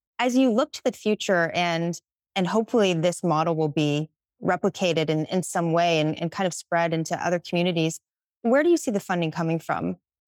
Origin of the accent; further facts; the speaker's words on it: Pittsburgh, Pennsylvania, United States; now in Bay Area, United States; I'm from Pittsburgh, which is often also an overlooked city in some way.